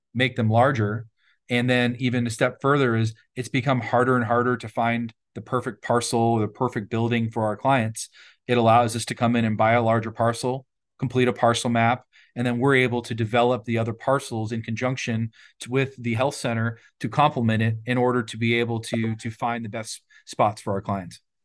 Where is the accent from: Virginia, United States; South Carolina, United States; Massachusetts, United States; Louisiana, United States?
Virginia, United States; also born or lived in Washington, D.C.; now in Fresno, United States; Growing up in Virginia